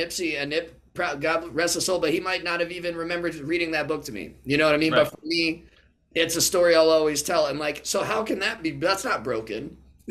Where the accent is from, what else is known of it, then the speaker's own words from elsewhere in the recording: Connecticut, United States; also born or lived in California; I'm from Connecticut